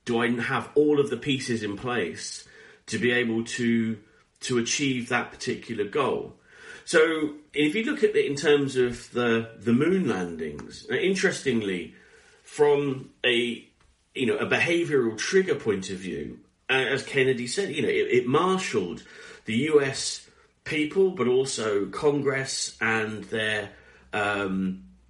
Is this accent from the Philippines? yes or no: no; United Kingdom; we're British